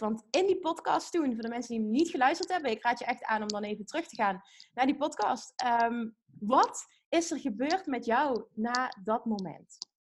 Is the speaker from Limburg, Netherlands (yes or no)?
yes; Limburg, Netherlands